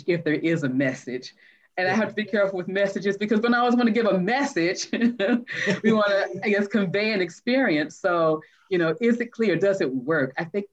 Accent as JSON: {"language": "English", "town": "Atlanta", "region": "Georgia", "country": "United States", "tie": "born or raised there", "said": "I grew up in Atlanta, you know, predominantly Black schools"}